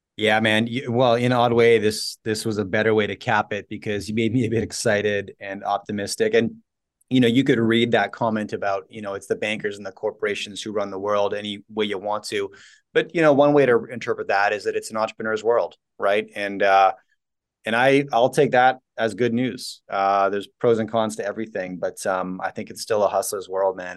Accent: Canada; as a Canadian

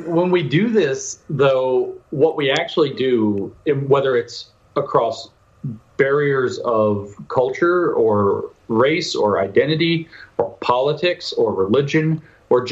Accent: United States; I'm an American

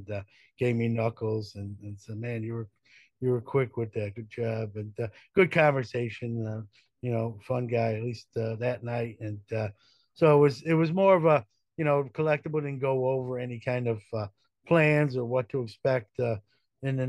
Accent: New York City, New York, United States; growing up in Brooklyn.

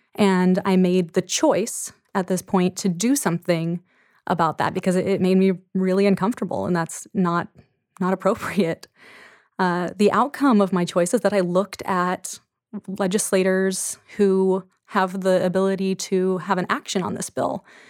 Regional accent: Anacortes, Washington, United States; my hometown of Anacortes

